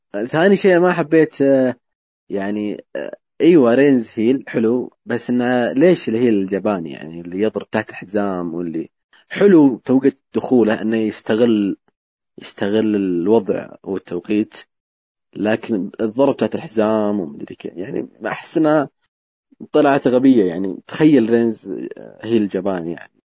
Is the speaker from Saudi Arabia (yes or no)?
yes; Saudi Arabia; عندنا في السعوديه